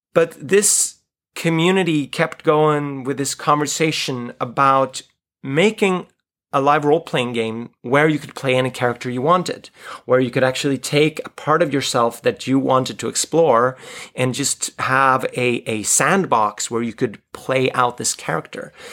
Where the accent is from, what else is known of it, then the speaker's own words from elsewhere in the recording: Sweden; I grew up in the Swedish live role-playing community